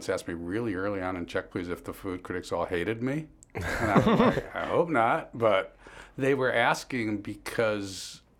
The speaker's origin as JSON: {"language": "English", "town": "Chicago", "region": "Illinois", "country": "United States", "tie": "born or raised there", "said": "I grew up in Lakeview"}